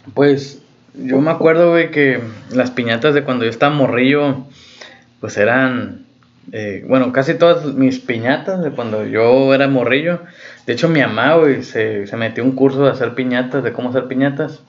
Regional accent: Mexico; es algo chilo, güey, de nuestra cultura mexicana

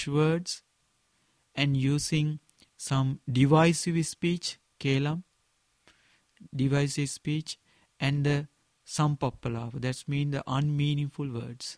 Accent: Sri Lanka; first language Sinhala; English is a second language; in my mother language in Sinhala

